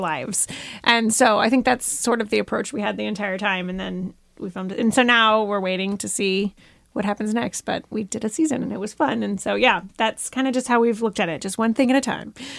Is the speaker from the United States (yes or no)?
yes; Florida, United States; now in Bentonville, United States; I grew up in Florida